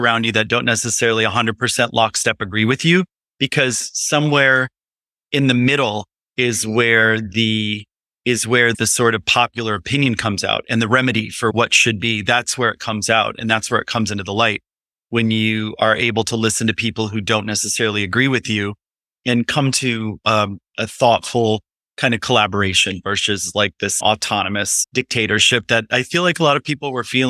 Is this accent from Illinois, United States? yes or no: yes; Illinois, United States; also born or lived in New York City; now in Highland, United States